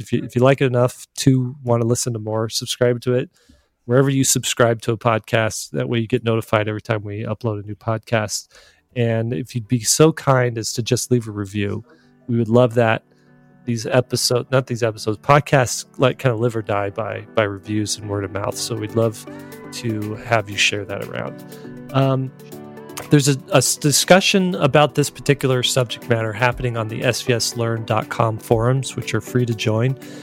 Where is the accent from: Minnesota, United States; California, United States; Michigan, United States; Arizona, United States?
Arizona, United States; I grew up in Arizona